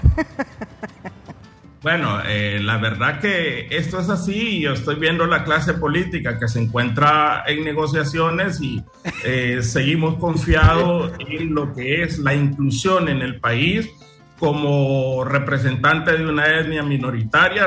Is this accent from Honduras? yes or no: yes; Trujillo, Colón, Honduras; moved away as an adult; now in Choluteca, Honduras; yo soy nacido en Trujillo, departamento